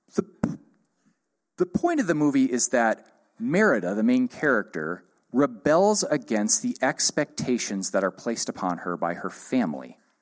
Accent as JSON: {"language": "English", "country": "United States", "said": "I'm an American"}